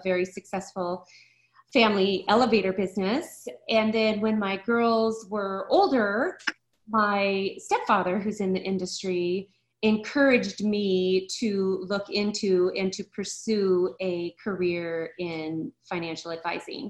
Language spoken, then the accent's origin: English; United States; also born or lived in Boulder, Colorado; I grew up in Lake Tahoe, actually. I've been here for over 35 years, and I love it here